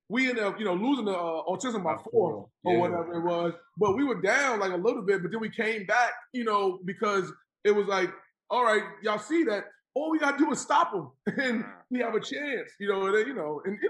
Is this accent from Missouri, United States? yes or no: no; New York City, New York, United States; I grew up in Jamaica, Queens